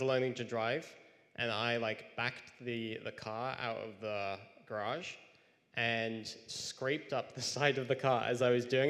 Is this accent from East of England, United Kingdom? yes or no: yes; near Cambridge, East of England, United Kingdom; moved away; I grew up about near Cambridge in England